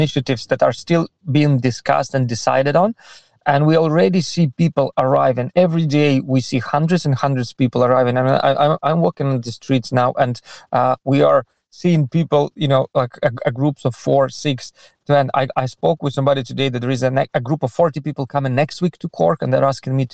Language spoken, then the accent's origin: English; Odesa, Odesa Oblast, Ukraine; moved away as an adult; now in Ireland; I'm originally from Ukraine, moved to Ireland 18 years ago